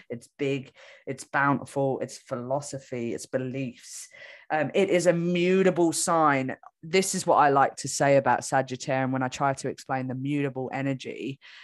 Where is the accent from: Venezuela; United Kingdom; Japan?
United Kingdom; England; now in Australia; I'm from England and I live in Australia